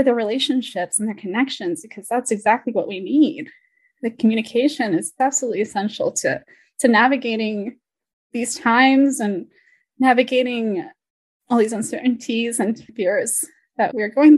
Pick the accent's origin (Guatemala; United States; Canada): United States; Marin County, California; growing up in Marin County as a Salvadoran little girl